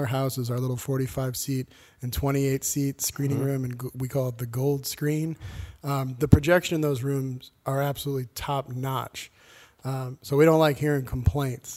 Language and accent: English; Connecticut, United States; now in Boston, United States; being a teenager, growing up in Connecticut